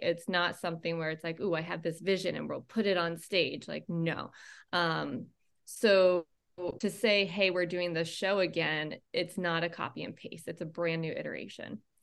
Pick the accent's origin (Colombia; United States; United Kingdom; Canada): United States; Maine; I grew up in Maine